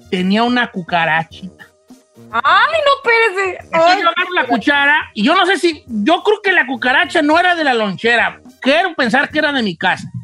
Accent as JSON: {"language": "Spanish", "country": "Mexico", "also_born_or_lived": "Long Beach, California", "moved": "yes", "said": "como buen mexicano"}